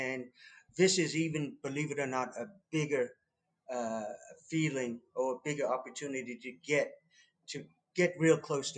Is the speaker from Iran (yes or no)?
no; Leicester, East Midlands, United Kingdom; now in Wichita Falls, United States; Well, a good friend of mine, here in Wichita Falls. He was also born and raised in England, in Leicester as well.